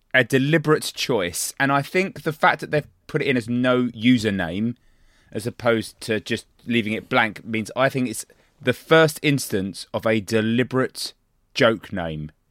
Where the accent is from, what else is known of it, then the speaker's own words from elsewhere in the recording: Ireland; Speaking as an Irishman